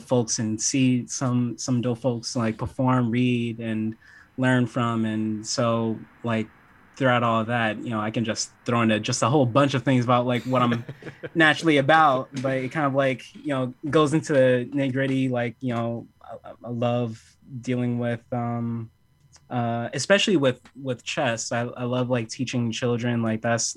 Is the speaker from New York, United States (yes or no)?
yes; New York City, New York, United States; I'm from Harlem